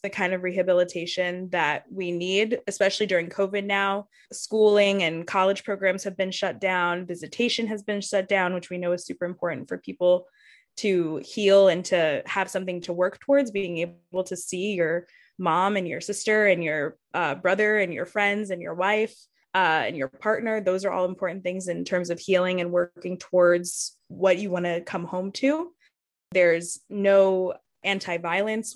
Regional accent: Yonkers, New York, United States; my community growing up in Yonkers

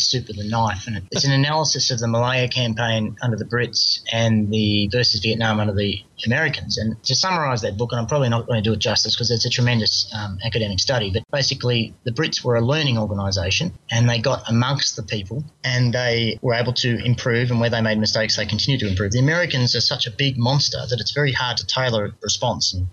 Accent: Australia; as an Australian citizen

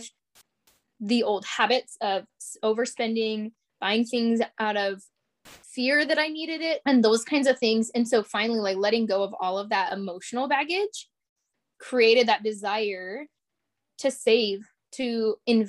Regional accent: Alaska, United States; moved away; growing up in Alaska, we were home all the time.

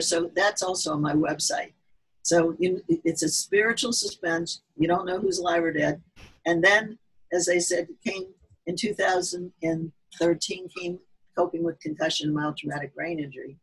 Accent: Midwest, United States; accent: Midwestern; also born or lived in north of Boston; now in Massachusetts, United States; I originated from the middle part of the country. So my accent sounds more Midwestern until I talked to some of my New Englanders here.

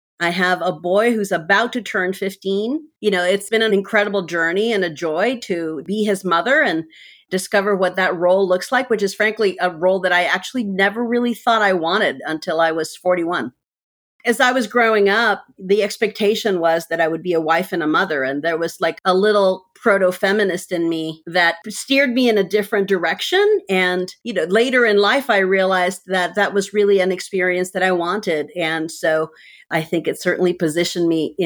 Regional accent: Mexico; moved away; I grew up in Mexico

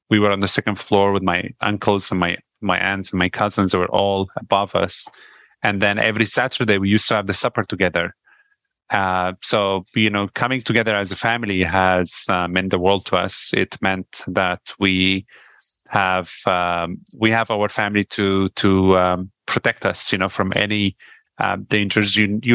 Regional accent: Syria; moved away as an adult; now in Canada; the other thing about, you know, growing up in Syria is I was glad that I was not a kid anymore when the war started.

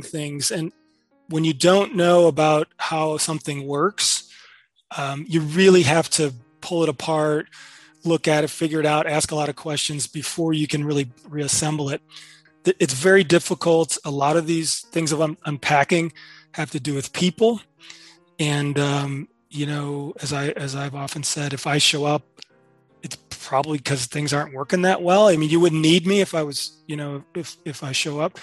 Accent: Chicago, Illinois, United States; as a kid growing up in Chicago, couldn't even dream being an architect because I never met one

